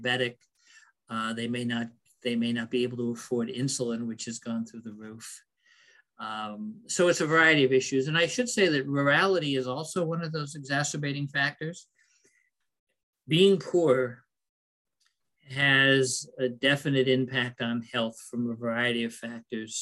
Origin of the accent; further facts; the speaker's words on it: Lebanon, United States; growing up in Lebanon during the 60s and 70s